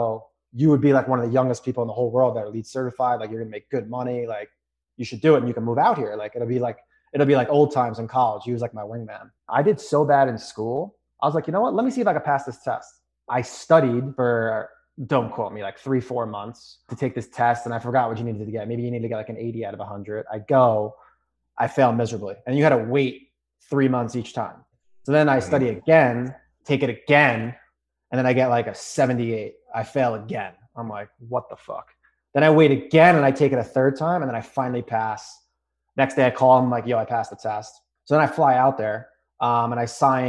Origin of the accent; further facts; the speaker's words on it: New York, United States; I'm from New York.